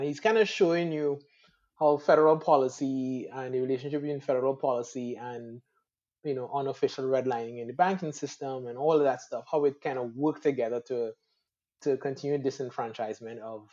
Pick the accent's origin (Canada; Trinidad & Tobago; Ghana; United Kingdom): Trinidad & Tobago; moved away as an adult; also born or lived in Atlanta, Georgia; I'm from Trinidad and the Caribbean